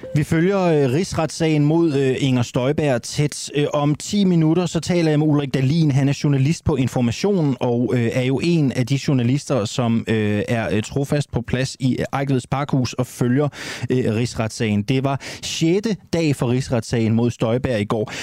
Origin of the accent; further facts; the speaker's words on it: Randers, Central Denmark Region, Denmark; vi skal tur til min hjemby, vi skal en tur til min fødeby, vi skal til Randers